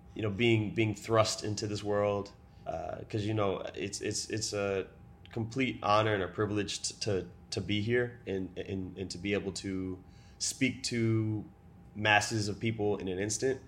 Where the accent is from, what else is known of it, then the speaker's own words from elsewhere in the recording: Baltimore, Maryland, United States; now in Seattle, United States; I was born in Baltimore City, Maryland, and I currently live in downtown Seattle.